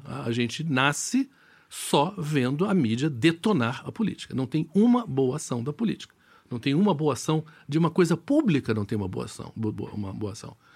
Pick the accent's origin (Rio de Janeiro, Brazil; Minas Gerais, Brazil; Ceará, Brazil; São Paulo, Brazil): Rio de Janeiro, Brazil; moved away; eu sou carioca, adoro o Rio de Janeiro